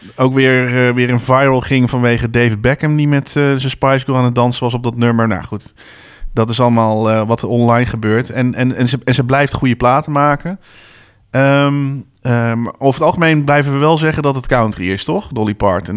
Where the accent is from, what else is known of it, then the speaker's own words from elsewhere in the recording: Bennekom, Gelderland, Netherlands; op een paar straten van waar ik ben geboren, of niet van waar ik ben geboren, maar ik ben getogen ben